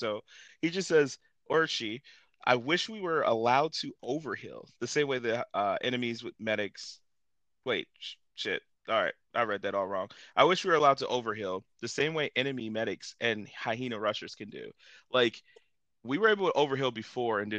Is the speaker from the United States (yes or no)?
yes; Ohio, United States; we're from Ohio